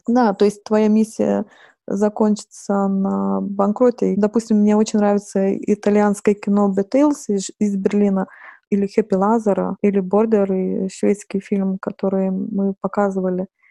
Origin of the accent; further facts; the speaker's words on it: Lithuania; Russian is a second language; moved away as an adult; also born or lived in Saint Petersburg, Russia; я литовка, и хотя я долго жила в России, но, наверное, не идеально выучила русский язык